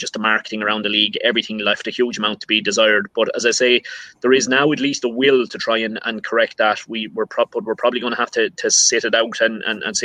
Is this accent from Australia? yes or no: no; County Laois, Midlands, Leinster, Ireland; I'm further down the country. I'm down in the Midlands in a county called Laois.